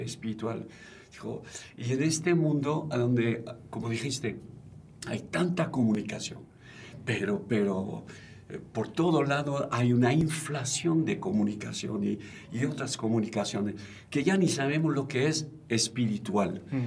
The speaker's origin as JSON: {"language": "Spanish", "country": "France", "moved": "yes", "said": "vengo de Francia"}